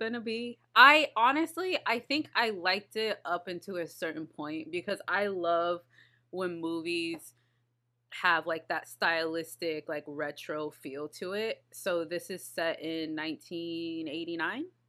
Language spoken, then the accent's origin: English; Texas, United States; I'm from Texas